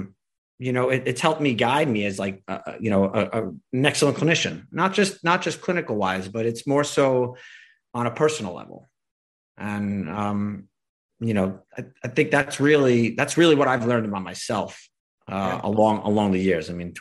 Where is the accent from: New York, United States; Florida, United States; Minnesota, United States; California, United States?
New York, United States; being a New Yorker